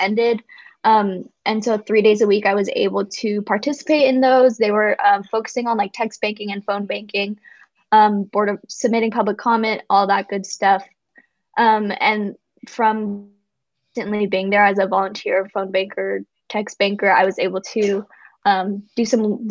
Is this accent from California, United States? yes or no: yes; San Francisco, California, United States; growing up in San Francisco